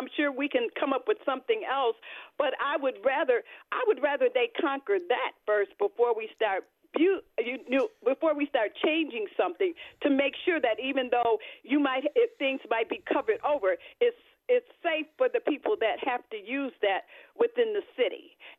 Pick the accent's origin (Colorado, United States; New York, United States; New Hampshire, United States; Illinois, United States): New York, United States; Buffalo; I grew up in Buffalo all of my 72-year life.